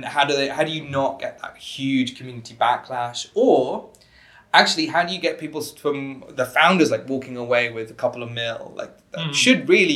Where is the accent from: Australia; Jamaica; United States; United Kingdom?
United Kingdom; I'm British, so we pronounce it differently